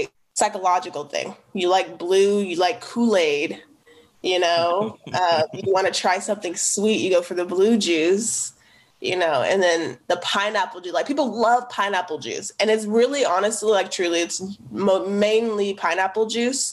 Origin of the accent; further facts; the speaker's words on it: the Northeast, Oregon, United States; where I grew up in the Northeast